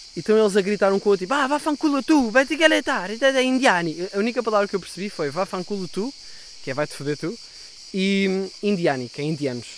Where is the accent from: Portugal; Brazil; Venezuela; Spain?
Portugal; Sintra, Lisbon; eu sou de Sintra